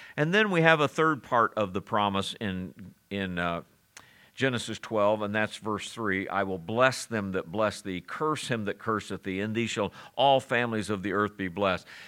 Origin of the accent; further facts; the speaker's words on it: Springfield, Missouri, United States; Where are you born? I said in Missouri. He said where? I said Springfield